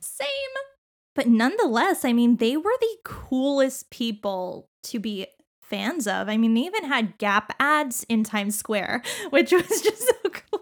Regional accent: Canada; we're Canadian

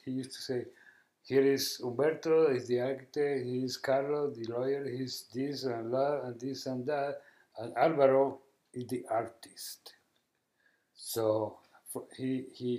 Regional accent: Bucaramanga, Santander, Colombia; English is a second language; now in Northumberland County, United States; I was born in Colombia, South America, in the heart of Colombia, because the state is called Santander and the capital is Bucaramanga

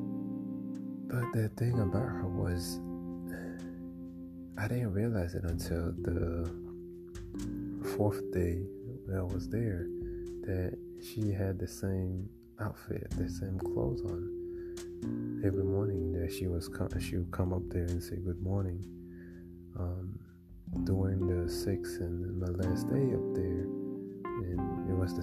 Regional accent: Haiti; moved away; as a kid growing up in Haiti

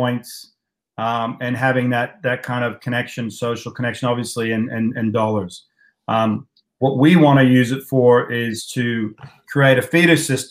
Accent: United States; moved away as an adult; now in Australia; growing up in the States, you know, I went through high school and college racing

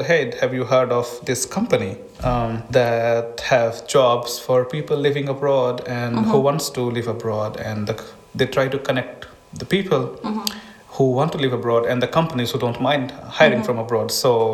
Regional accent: India; moved away as an adult; now in Estonia; I'm from India

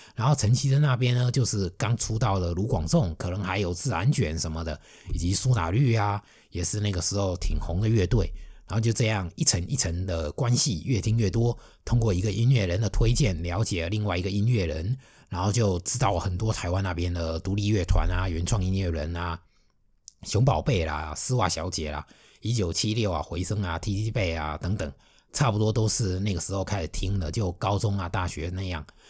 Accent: Fujian, China; also born or lived in Shanghai; 我是一个福建人，而且是福建南方沿海的

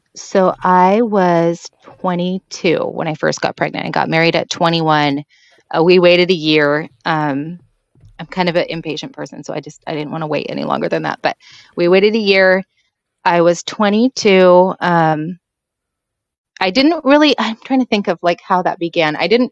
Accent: Washington, United States; I am from Washington State

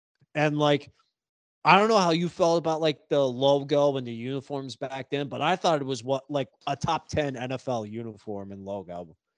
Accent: Montana, United States; when I grew up in Montana, we learned a lot about like Native American culture.

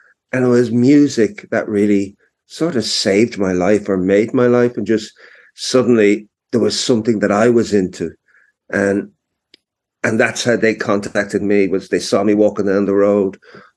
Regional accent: Dublin, Leinster, Ireland; I grew up on Cedarwood Road

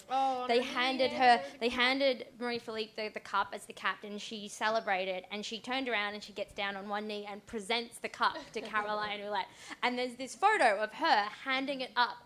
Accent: Australia; I'm Australian.

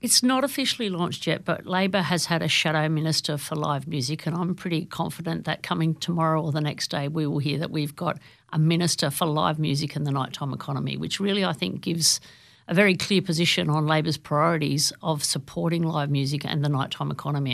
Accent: Newcastle, New South Wales, Australia; now in Central Coast, Australia; I grew up in Newcastle, where every Friday and Saturday night, it was basically a pub crawl

